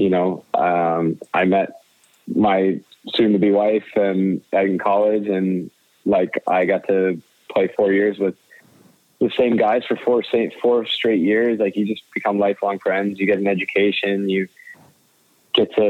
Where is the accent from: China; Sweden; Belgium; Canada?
Canada; Prince George, British Columbia; I grew up in Prince George